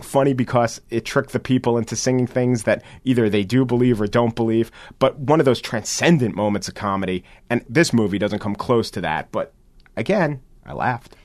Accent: United States; as an American

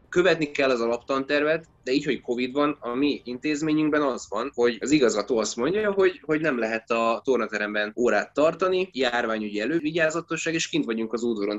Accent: Esztergom, Komárom-Esztergom, Hungary; én Esztergomból származom, ott is nőttem fel, oda jártam iskolába

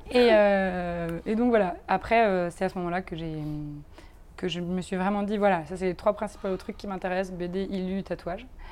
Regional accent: France; now in Brussels, Belgium; je suis française, mais je vis ici

